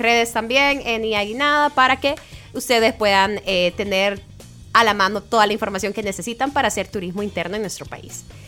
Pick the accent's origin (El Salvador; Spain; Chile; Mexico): El Salvador; de nosotros como salvadoreños